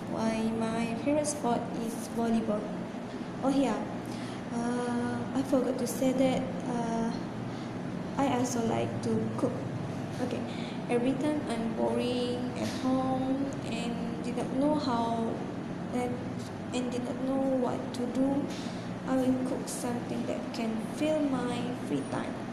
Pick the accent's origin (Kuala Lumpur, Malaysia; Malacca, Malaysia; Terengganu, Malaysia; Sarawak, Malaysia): Sarawak, Malaysia; Kuching; actually I'm from Kuching, Sarawak. Uh, my country is very popular with different types of race and religions.